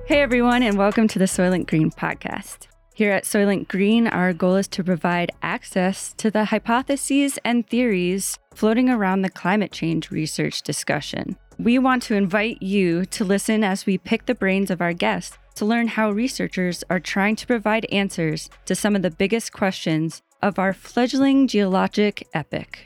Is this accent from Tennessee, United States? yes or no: no; New York, United States; moved away; I was raised in New York, right next to New Jersey